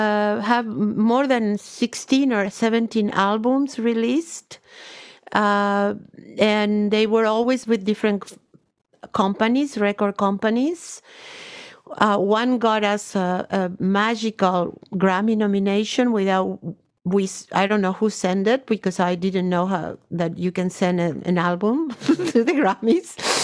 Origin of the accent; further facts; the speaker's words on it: North Region, Brazil; English is a second language; I grew up in Brazil, in the north of Brazil, Yoruba tradition.